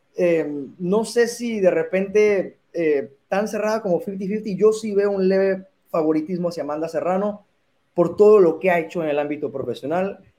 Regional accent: Mexico; Yo, como mexicano

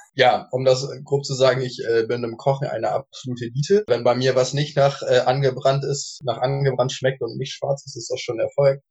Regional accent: Northern Germany, Germany; als äh, Norddeutscher

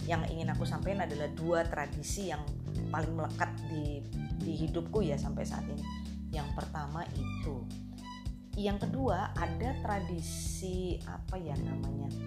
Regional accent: Java, Indonesia; itu sebenarnya tradisi dari Jawa ya karena kebetulan aku juga orang Jawa

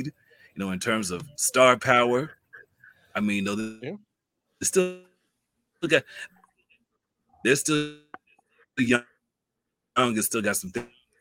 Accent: Hopkinsville, Kentucky, United States; now in Evansville, United States; I'm also a Kentucky native myself

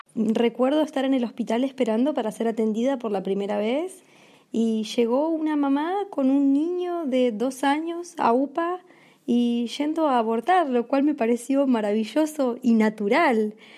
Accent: Argentina; moved away as an adult; also born or lived in France; yo argentina estaba en Portugal

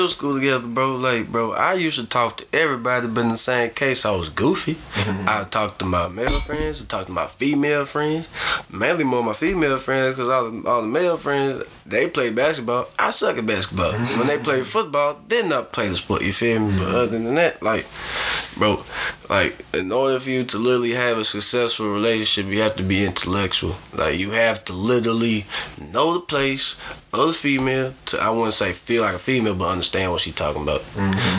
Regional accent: the South, United States; I'm from the South

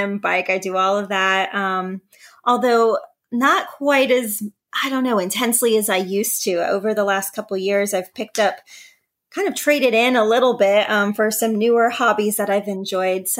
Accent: Northwest Ohio, United States; I also live in Ohio, but in the Northwest part

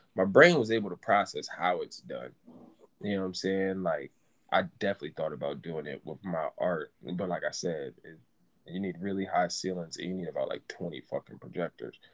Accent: New England, United States; I'm from New England

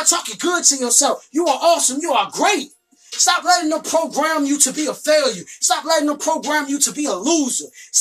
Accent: Richmond, Virginia, United States; come back to my hometown, Richmond

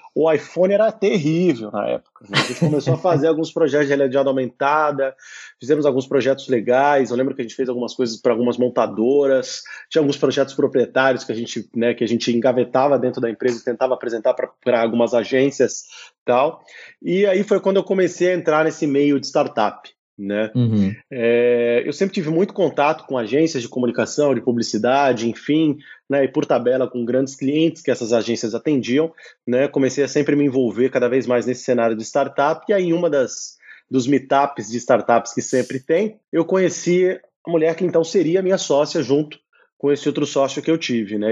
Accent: São Paulo, Brazil; moved away as an adult; also born or lived in Brasília / Belo Horizonte / Italy; now in Lisbon, Portugal; eu sou, claro, brasileiro, né? Nasci em São Paulo, morei muito tempo em Brasília também, tive uma temporada em Belo Horizonte quando criança.

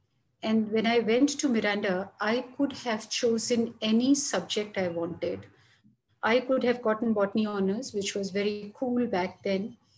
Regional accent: Jhansi, Uttar Pradesh, India; born there; also born or lived in Delhi / Chandigarh / Chennai / Varanasi; So while I was born in Jhansi, which is somewhere here, dipping into Madhya Pradesh, I stayed many times in Delhi, in Chandigarh, which is somewhere Punjab.

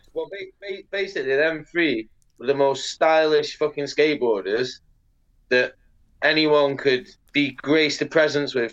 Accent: Salford, North West England, United Kingdom; I was a kid from Salford

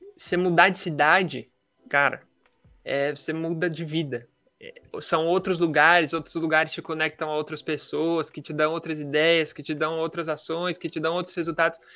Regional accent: Marília, São Paulo, Brazil; sou daqui de Marília, no interior de São Paulo

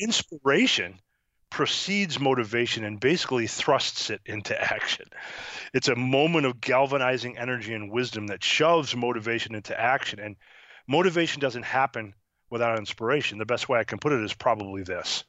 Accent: Syracuse, New York, United States; now in Cincinnati, United States; I grew up in New York, uh, Syracuse, New York

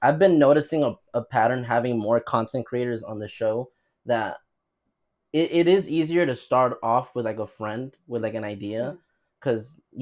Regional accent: United States; as an American

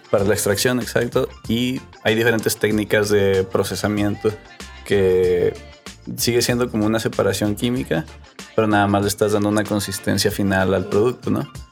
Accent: Monterrey, Nuevo León, Mexico; also born or lived in McAllen, Texas, United States; nací en Texas, en McAllen. A los seis años nos, nos, movimos para acá, para Monterrey, y pues prácticamente aquí crecí

